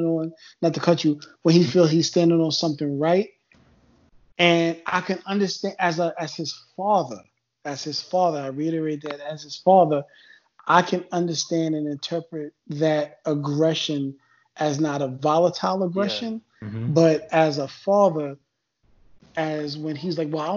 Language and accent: English; New York, United States; now in southern US state; I come from New York and I come from a certain area.